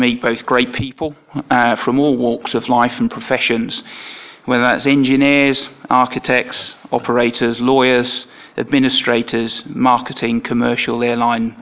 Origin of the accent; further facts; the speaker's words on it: Woodbridge, East of England, United Kingdom; I was born in Woodbridge in Suffolk, educated in the region